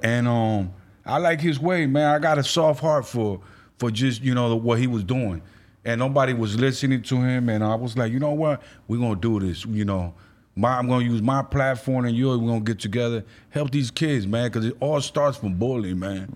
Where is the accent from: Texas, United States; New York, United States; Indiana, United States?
New York, United States; I'm from New York, East Coast